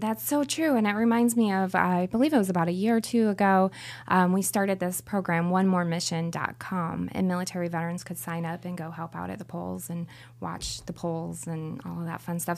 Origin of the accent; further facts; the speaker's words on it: Florida, United States; I'm from Florida